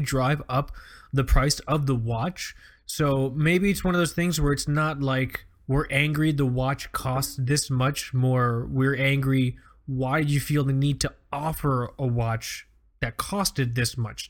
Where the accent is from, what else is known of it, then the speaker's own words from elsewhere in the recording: Fort Lauderdale, Florida, United States; I grew up on Fort Lauderdale Beach